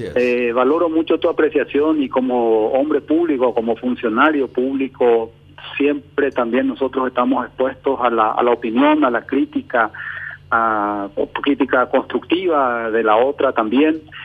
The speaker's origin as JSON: {"language": "Spanish", "country": "Paraguay", "said": "todos juntos como paraguayos"}